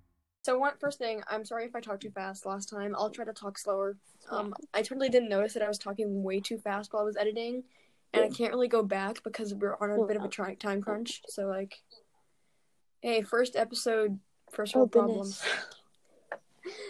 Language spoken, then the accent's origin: English; United States; I am a 7th grader, and I am from the United States